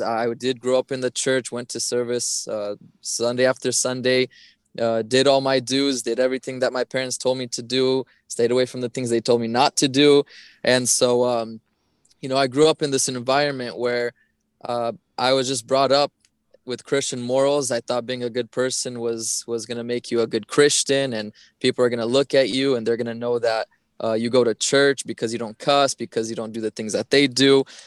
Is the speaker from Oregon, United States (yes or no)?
yes; Portland, Oregon, United States; I grew up in Portland, Oregon, uh, most of my life